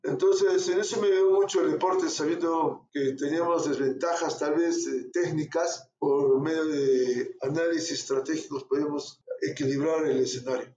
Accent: Arequipa, Peru; yo soy de Arequipa y en Arequipa tenemos mucho amor a la patria

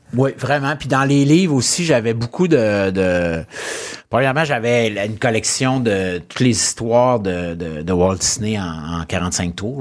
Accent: Lac-Saint-Joseph, Quebec, Canada; also born or lived in Chicoutimi / Charlesbourg; J'ai eu une super belle enfance sur le bord d'un lac, euh, entouré de montagnes

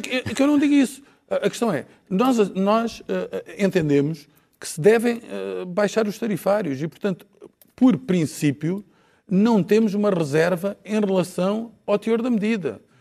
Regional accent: Algarve, Portugal; eu sou do Algarve

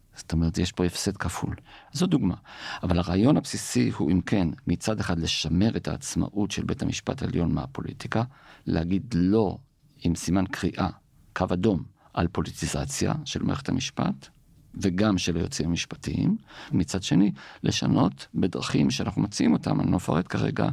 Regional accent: Jerusalem, Jerusalem District, Israel; אנחנו ירושלמים

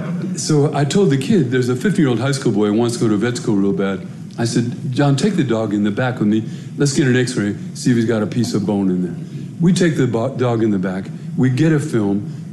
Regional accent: Denver, Colorado, United States; I grew up in Denver. I come from a big Irish Catholic family. I told you, I grew up in a black neighborhood, went to a black high school.

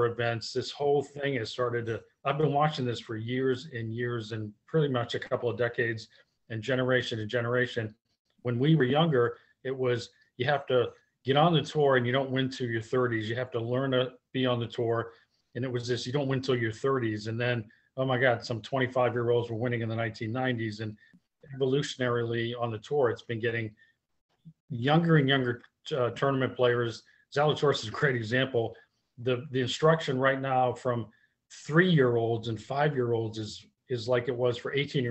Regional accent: Wilmington, Massachusetts, United States; I'm from Wilmington, Massachusetts.

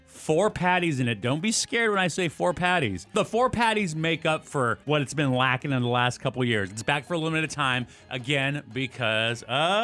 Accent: Miami, Florida, United States; I was born in Miami, and we don't do good in cold weather.

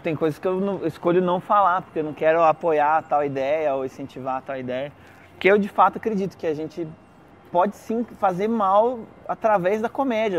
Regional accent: Brazil; a gente é brasileiro, fala português

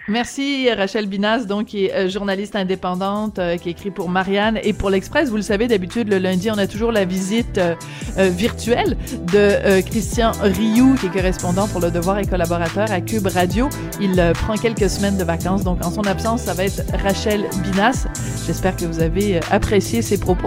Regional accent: France; moved away; also born or lived in Quebec; je suis née en France

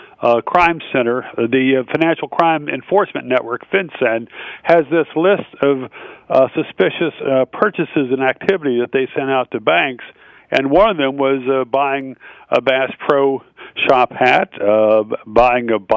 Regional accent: the South, United States; I was raised in the South

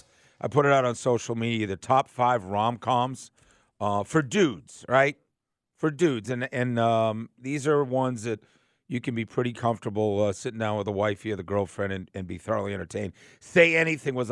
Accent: Boston, Massachusetts, United States; now in Atlanta, United States; I grew up in Boston

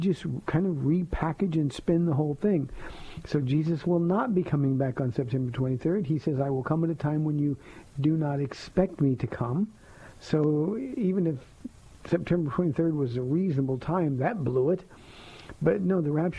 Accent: Southern California, United States; I'm from Southern California

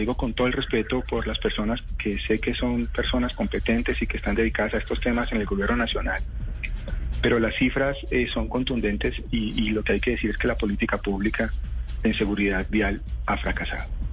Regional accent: Colombia

